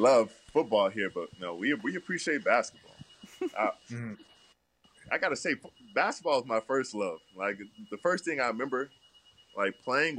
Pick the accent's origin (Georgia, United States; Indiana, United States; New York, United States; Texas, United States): Texas, United States; Dallas; I'm from Dallas.